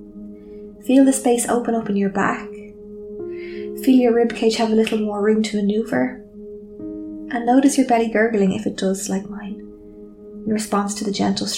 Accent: Ireland; I am Irish too

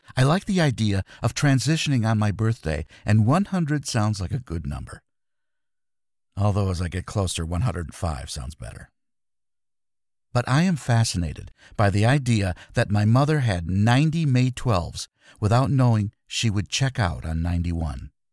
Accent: Grand Rapids, Michigan, United States; Grand Rapids, my hometown

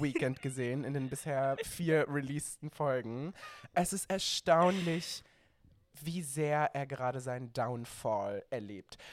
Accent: Baden-Württemberg, Germany; now in Berlin, Germany; ich bin aus Baden-Württemberg

